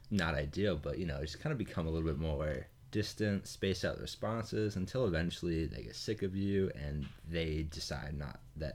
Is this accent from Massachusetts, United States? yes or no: yes; Massachusetts, United States; I am from Massachusetts.